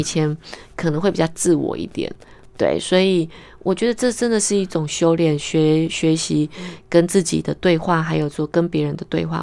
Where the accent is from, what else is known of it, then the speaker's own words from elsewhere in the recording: Taiwan; 我们是台湾人